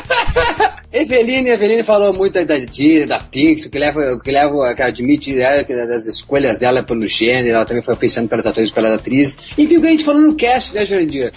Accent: Brazil; nós somos do Brasil, nós temos vários sotaques

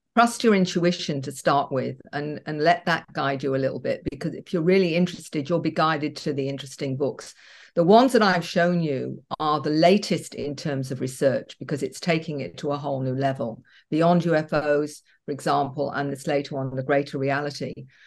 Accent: Australia; We're a big country

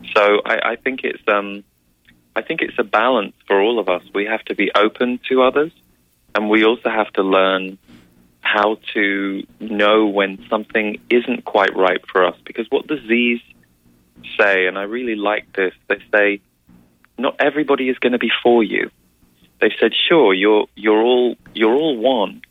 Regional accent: England, United Kingdom; as we would say in England

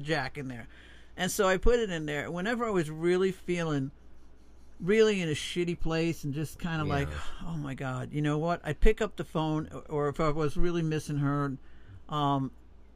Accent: Long Island, New York, United States; moved away; also born or lived in South Florida, United States; growing up in Long Island

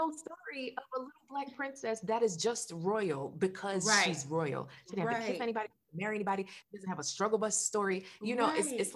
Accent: Jamaica; now in Florida, United States; I'm Jamaican

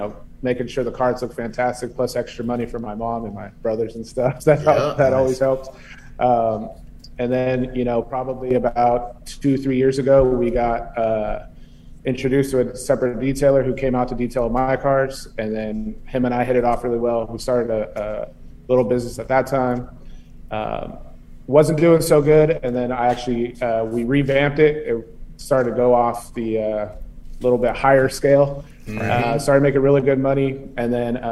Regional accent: Los Gatos, California, United States; I'm from Los Gatos, California, out here on the West Coast, the Bay Area.

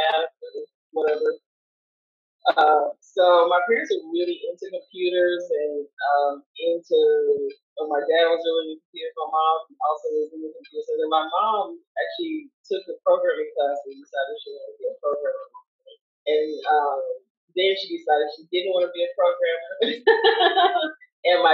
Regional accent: Kansas, United States; moved away as an adult; now in Los Angeles, United States; I was born in Kansas. And so, my family back in Kansas was like, no, you don't want to be a part of that life

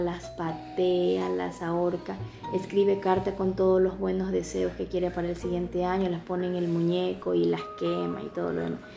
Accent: Ecuador; aquí en mi país

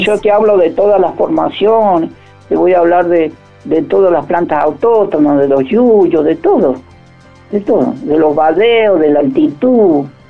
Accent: Iglesia, San Juan, Argentina; soy iglesiano, iglesia pertenece a la, provincia de San Juan

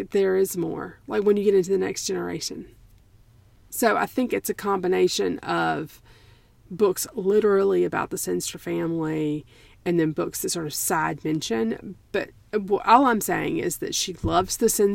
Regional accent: South Carolina, United States; I was born in South Carolina and in the 1970s.

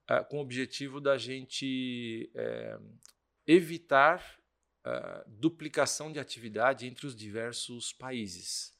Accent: São Paulo, Brazil; also born or lived in France; eu sou de São Paulo

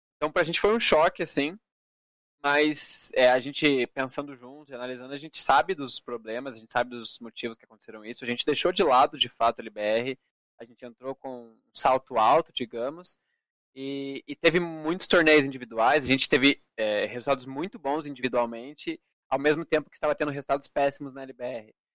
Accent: Brazil; brasileiro representando na final

